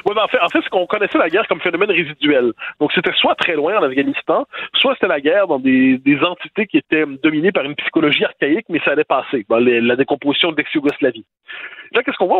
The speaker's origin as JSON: {"language": "French", "region": "Quebec", "country": "Canada", "said": "quand on est Québécois"}